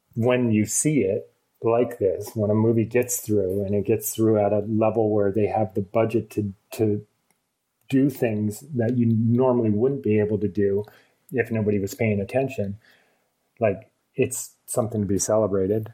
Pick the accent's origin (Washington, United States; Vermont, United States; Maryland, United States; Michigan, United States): Vermont, United States; I, I was born and raised in Vermont, which is you know sort of a woodsy place